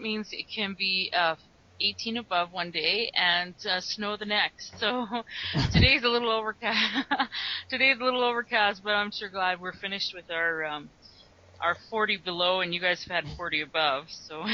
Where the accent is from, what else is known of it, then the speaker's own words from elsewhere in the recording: Calgary, Alberta, Canada; I'm from Calgary, Alberta